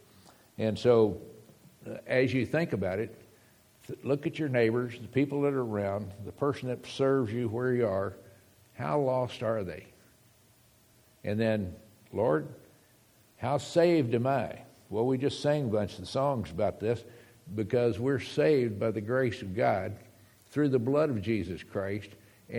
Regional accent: United States; moved away; also born or lived in Texas / Arizona; we're from Texas and from Arizona

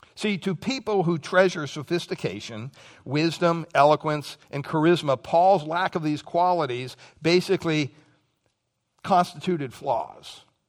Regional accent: Pennsylvania, United States; moved away; childhood memories growing up in Pennsylvania

